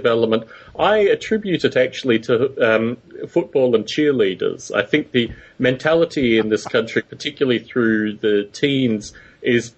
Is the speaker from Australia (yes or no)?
yes; Australia; moved away; also born or lived in United Kingdom; growing up in Australia